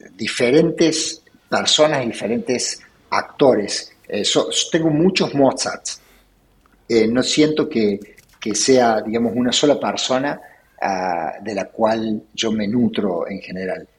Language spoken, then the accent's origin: Spanish; Córdoba, Argentina; Nací en Córdoba, eh, me crié en Córdoba, en un barrio este, de la zona sur de la ciudad, barrio Jardín